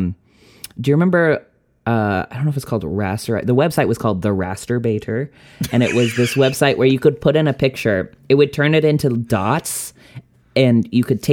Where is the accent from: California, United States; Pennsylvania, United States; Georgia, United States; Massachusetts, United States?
Massachusetts, United States; outside of Boston; I grew up outside of Boston